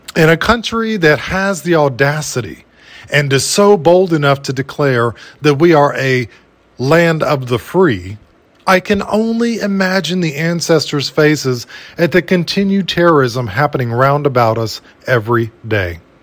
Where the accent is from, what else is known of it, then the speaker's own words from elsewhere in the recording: United States; As an American in these so-called United States